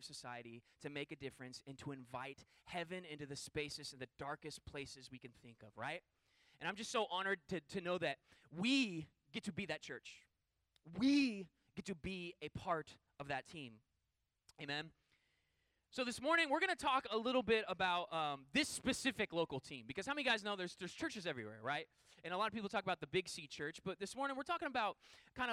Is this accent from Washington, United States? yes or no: yes; Puyallup, Washington, United States; moved away; I grew up in a town called Puyallup, which is like a suburb of Seattle. I grew up in Western Washington